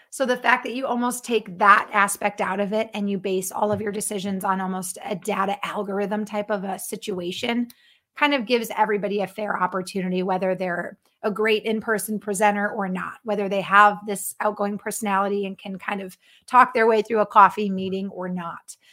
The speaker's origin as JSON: {"language": "English", "region": "Connecticut", "country": "United States", "tie": "born or raised there", "also_born_or_lived": "Florida / Texas / Los Angeles", "moved": "as an adult", "lives_now": "Minnesota, United States", "said": "I was born and raised in Connecticut"}